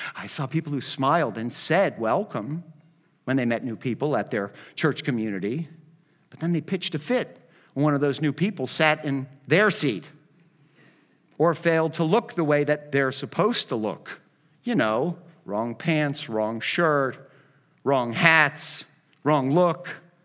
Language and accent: English; Miami, Florida, United States; I'm from Miami